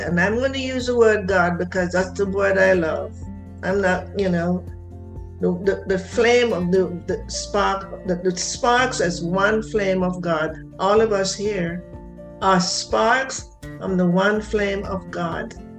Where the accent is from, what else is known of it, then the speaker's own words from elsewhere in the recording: Jamaica; I'm from Jamaica